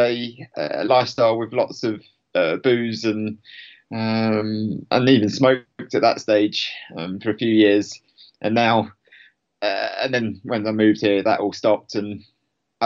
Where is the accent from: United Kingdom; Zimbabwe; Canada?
United Kingdom; Hertfordshire, East of England; moved away as an adult; now in Cumbria, United Kingdom; I'm originally from Hertfordshire